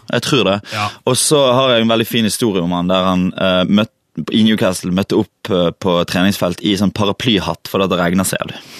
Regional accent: Valestrand, Vestland, Norway; also born or lived in Bergen; jeg er jo fra Valestrand

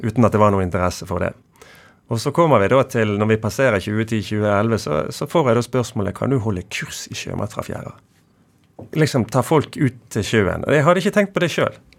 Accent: Bergen, Vestland, Norway; Nordåsvannet der jeg vokste opp

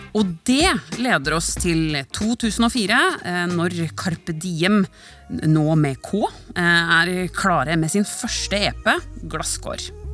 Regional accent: Norway; vi nordmenn

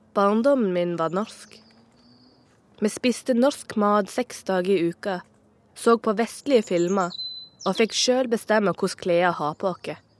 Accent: Moi, Agder, Norway; accent: Sørlandet dialect; Jeg er født og oppvokst på Moi, ei lita bygd i Norge

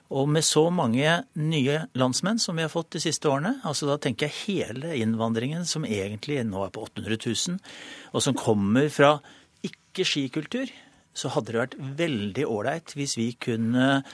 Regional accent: Norway; Jeg er nordmann

